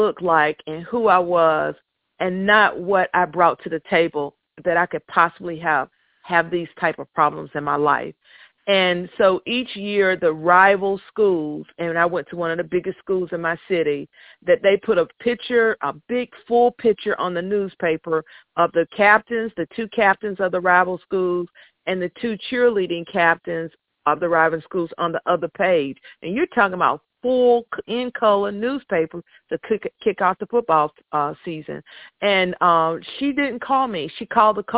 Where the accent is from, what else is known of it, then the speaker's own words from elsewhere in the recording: North Carolina, United States; I'm from North Carolina, I went to a predominantly white school